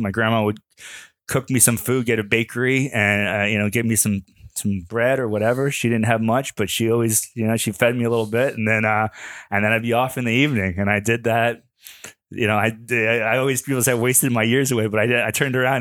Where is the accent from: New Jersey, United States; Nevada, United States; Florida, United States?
Florida, United States; Fort Lauderdale; I grew up in Fort Lauderdale